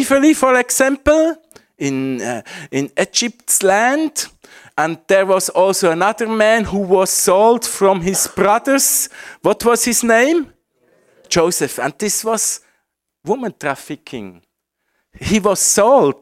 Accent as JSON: {"language": "English", "country": "Switzerland", "second_language": "English", "said": "my home country, Switzerland."}